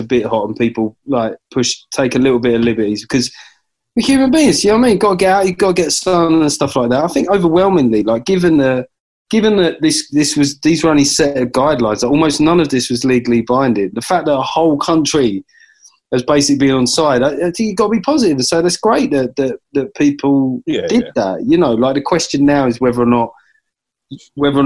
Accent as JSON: {"language": "English", "region": "London", "country": "United Kingdom", "moved": "yes", "said": "because I come from South London, so fried chicken is obviously a big part of the cuisine."}